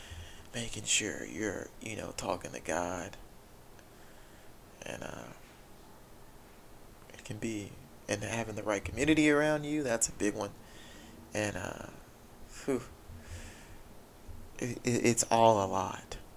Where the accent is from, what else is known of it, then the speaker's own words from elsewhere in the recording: Haughton, Louisiana, United States; I grew up in Houghton, Louisiana.